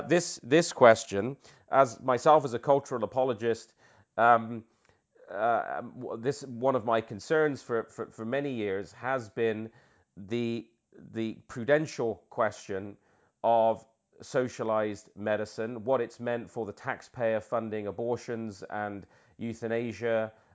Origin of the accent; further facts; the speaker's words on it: United Kingdom; Peter, as a Brit myself and you living in the UK, you know how important...